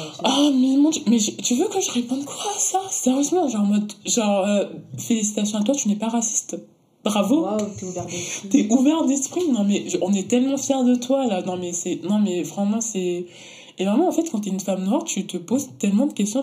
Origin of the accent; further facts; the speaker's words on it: Luxembourg; moved away as an adult; also born or lived in Antilles; now in Paris, France; J'ai grandi, euh, j'ai grandi au Luxembourg